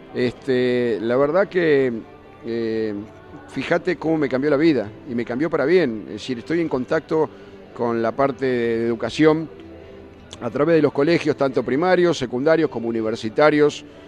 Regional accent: Argentina; soy tan argentino como cualquiera

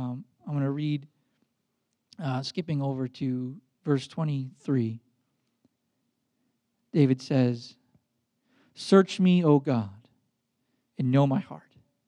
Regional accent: Baden-Württemberg, Germany; English is a second language; growing up in Black Forest, Germany, in a dorm with 40 boys.

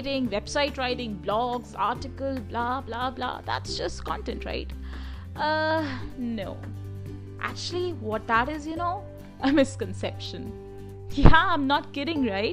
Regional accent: India; I hail from India, and in India, we speak Hindi.

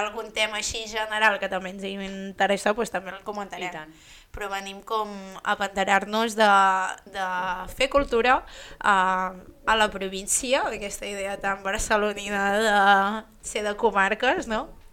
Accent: Figueres, Catalonia, Spain; sóc de Figueres, sóc empordanesa, molt orgullosa

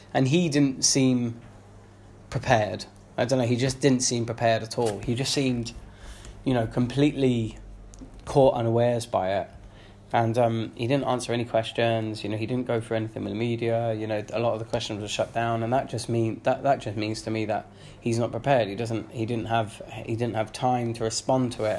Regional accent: London, United Kingdom; moved away as an adult; now in Bristol, United Kingdom; I'm from London. You know, I grew up, you know, near near Highbury.

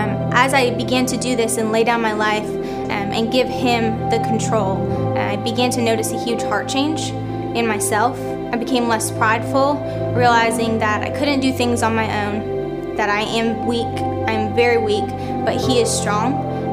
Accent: Minnesota, United States; I am 21 years old. I'm from Minnesota

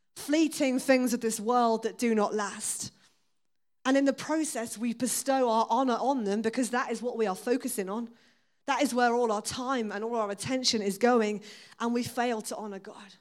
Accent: Exeter, South West England, United Kingdom; I was born and raised in Exeter.

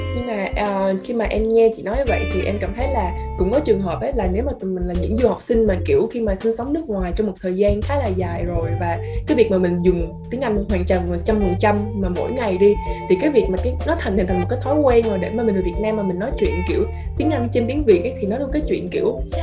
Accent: Vietnam; first language Vietnamese; sinh ra ở việt nam mà muốn nói chuyện lớn lên cũng nói bằng tiếng việt nam nè tiếng mẹ đẻ

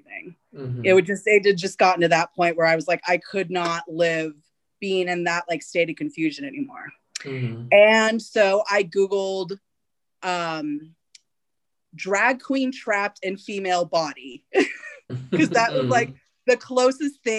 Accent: Fresno, California, United States; I started all of it in my hometown, Fresno.

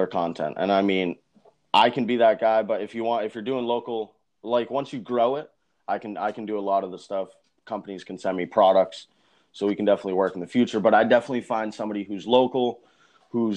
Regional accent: Boston, Massachusetts, United States; I'm actually from Boston, Massachusetts, just outside of Boston, Massachusetts. That's where I was born and raised

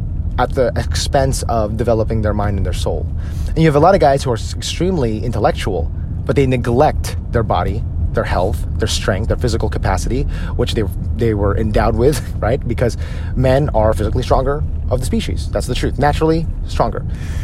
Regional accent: United States; as Filipino-American men

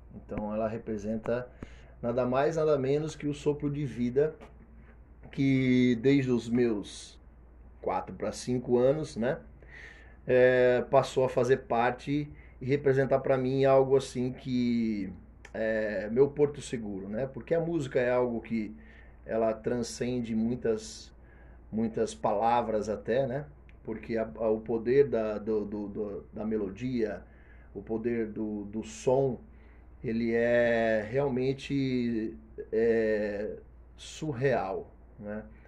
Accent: Brazil; eu não conhecia as riquezas da minha terra

